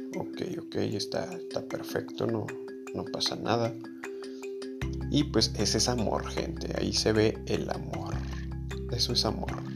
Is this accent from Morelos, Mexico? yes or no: no; León, Guanajuato, Mexico; yo soy de León, Guanajuato, México y de, aquí de León